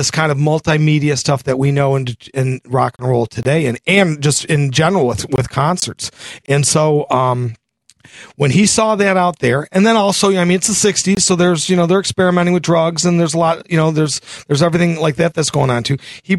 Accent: Detroit, Michigan, United States; I'm born and raised in Detroit

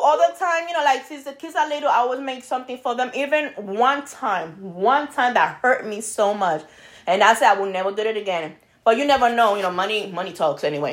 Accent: New York, United States; moved away; I'm Brooklyn girl over here

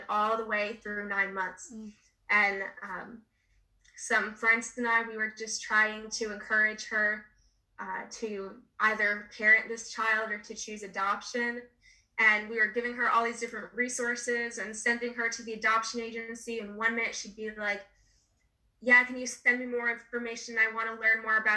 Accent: New Jersey, United States; my home state of New Jersey

